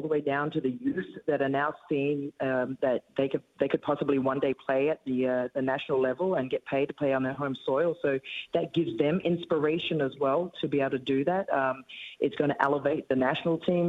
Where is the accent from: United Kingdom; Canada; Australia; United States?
Australia; moved away as an adult; now in New Zealand; I'm an Australian